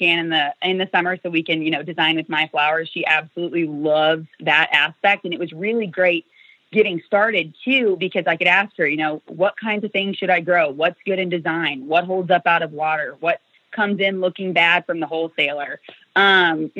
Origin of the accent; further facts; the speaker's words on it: Kansas, United States; moved away as an adult; also born or lived in Northern Illinois; now in Illinois, United States; I'm originally from Kansas. I really actually haven't lived in Illinois for that long.